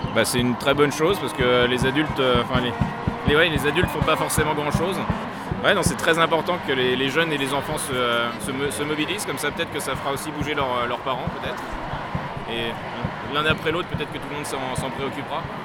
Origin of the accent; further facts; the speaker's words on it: Paris, Île-de-France, France; j'ai 15 ans et demi et je viens de Paris